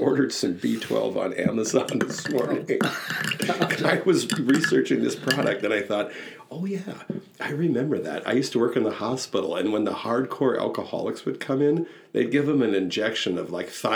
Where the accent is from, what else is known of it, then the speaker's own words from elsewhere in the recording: Wisconsin, United States; I'm from Wisconsin